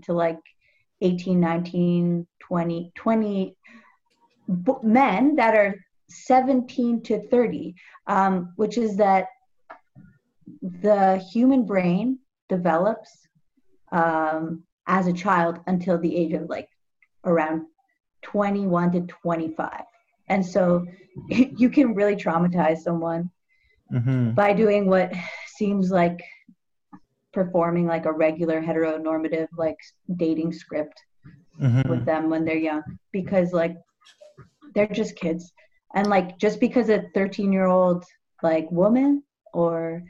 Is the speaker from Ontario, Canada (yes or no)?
yes; Toronto, Ontario, Canada; I grew up in like Bloor West Village